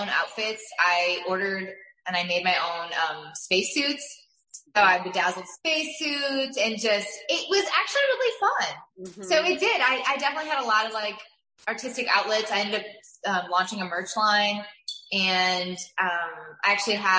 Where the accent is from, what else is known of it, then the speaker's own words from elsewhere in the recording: New York, United States; moved away; I'm from New York, so I got to go back home and visit with my family a bit